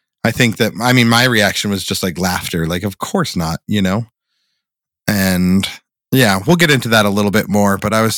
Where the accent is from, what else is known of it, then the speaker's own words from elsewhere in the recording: Boulder, Colorado, United States; growing up in Boulder